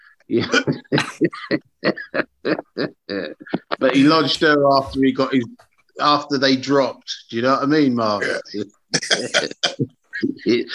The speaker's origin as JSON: {"language": "English", "region": "London", "country": "United Kingdom", "said": "I'm from South London."}